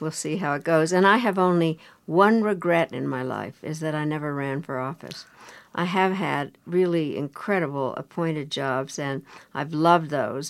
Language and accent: English; Colorado, United States; I grew up in Colorado